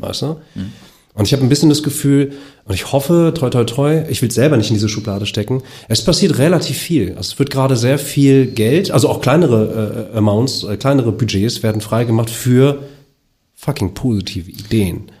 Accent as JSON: {"language": "German", "country": "Germany", "tie": "born or raised there", "said": "ich bin ja auch in Deutschland geboren"}